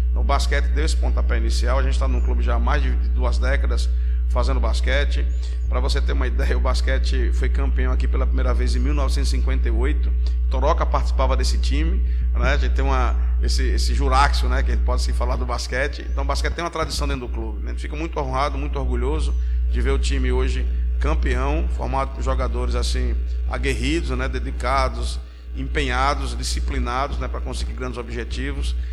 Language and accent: Portuguese; Alagoas, Brazil; não só como alagoano, como basqueteiro